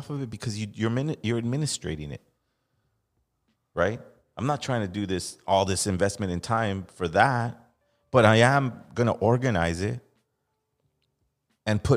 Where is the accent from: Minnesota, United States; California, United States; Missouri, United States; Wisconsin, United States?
California, United States; Los Angeles; I'm from Los Angeles